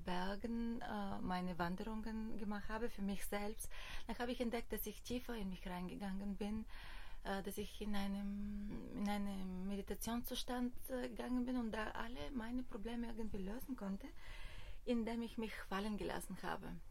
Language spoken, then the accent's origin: German; Bulgaria; German is a second language; moved away as an adult; also born or lived in Germany; now in Berlin, Germany; Ich komme aus Bulgarien, also ich bin in Bulgarien geboren